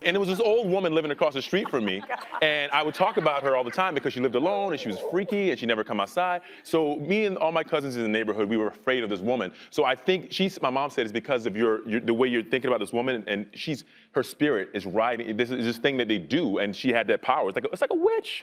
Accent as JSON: {"language": "English", "region": "South Carolina", "country": "United States", "said": "I'm from South Carolina and on the South"}